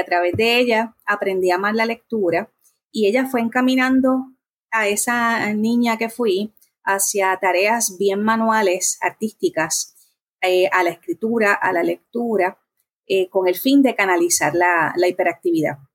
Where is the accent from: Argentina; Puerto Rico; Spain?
Puerto Rico; Bayamón; also born or lived in Corozal, Puerto Rico; now in Trujillo Alto, Puerto Rico; el resto de mi niñez hasta la adolescencia lo viví en Bayamón